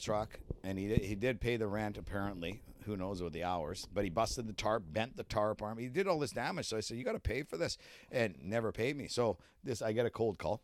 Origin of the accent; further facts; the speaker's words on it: Canada; being a Canadian